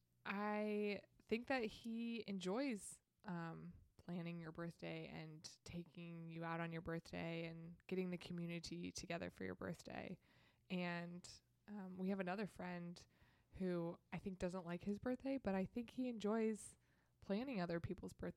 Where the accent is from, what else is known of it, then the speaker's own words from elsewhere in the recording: Midwest, United States; growing up in the Midwest